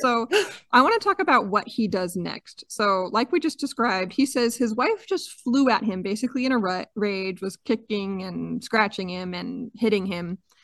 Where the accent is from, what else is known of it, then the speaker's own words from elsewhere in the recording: Utah, United States; I'm from Utah, where we're known for our mountains